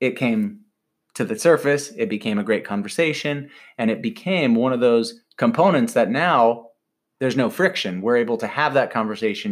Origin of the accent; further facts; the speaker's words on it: Michigan, United States; now in Carlsbad, United States; growing up in Michigan